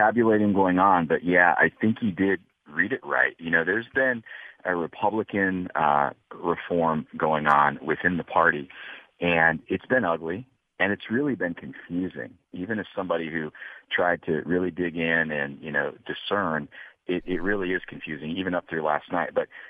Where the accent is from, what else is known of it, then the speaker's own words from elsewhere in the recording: Ohio House District 67, United States; In my hometown District 67, Melanie Miller up near Ashland County